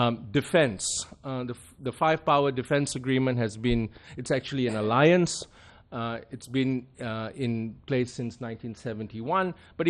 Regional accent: Penang, Malaysia; now in Australia; I grew up in Penang, which was across the road from a Royal Australian Air Force base in Butterworth, and I had Australian neighbors growing up from that connection.

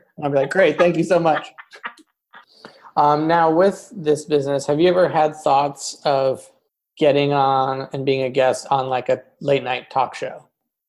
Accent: Midwest, United States; I'm from the Midwest

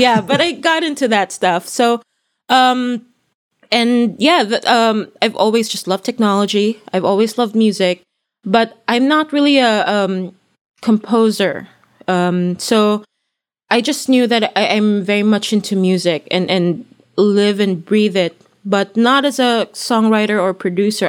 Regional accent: Philippines; moved away as an adult; I come from the Philippines

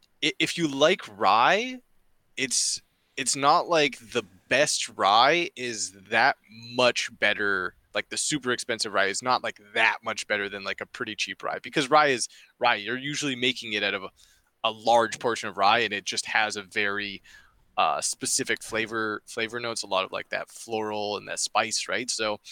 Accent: Canada; As a Canadian

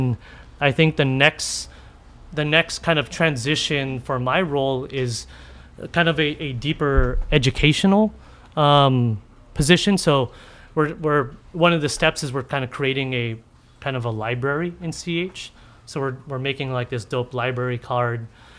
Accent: Philippines; whether it was being a Filipino in this community and cooking.

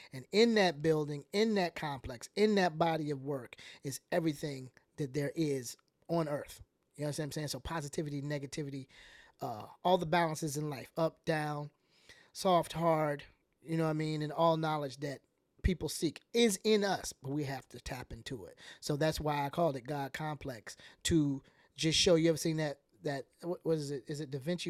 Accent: Atlanta, Georgia, United States; I'm from the South

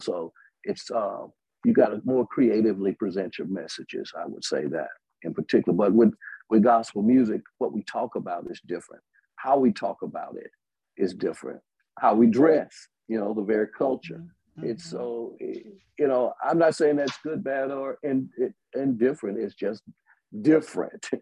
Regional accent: Birmingham, Alabama, United States; also born or lived in Tuscaloosa, Alabama

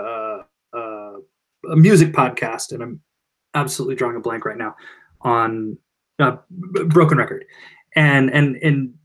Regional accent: Iowa City, Iowa, United States; I grew up in Iowa City

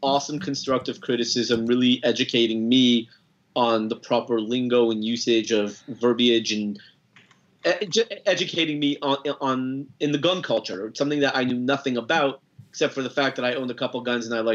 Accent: Los Angeles, California, United States; moved away as an adult; now in Dallas, United States; I grew up in Los Angeles, lived there for 30 years

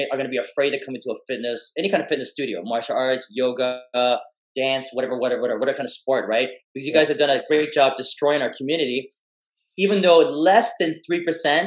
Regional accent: Canada; I was born in Canada

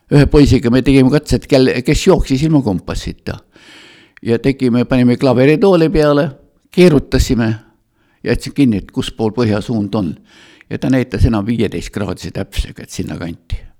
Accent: Tallinn, Harju County, Estonia; moved away as an adult; now in Otepää, Estonia; mina olen kasvanud üles Tallinnas

